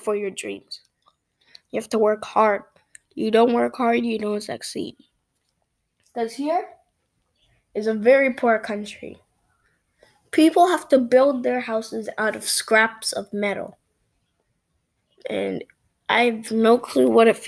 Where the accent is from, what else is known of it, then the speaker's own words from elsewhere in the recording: Brampton, Ontario, Canada; I'm from Canada, Ontario, Brampton